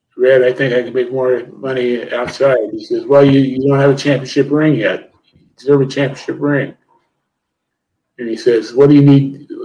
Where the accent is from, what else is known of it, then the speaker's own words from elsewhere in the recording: Ohio, United States; I grew up in Ohio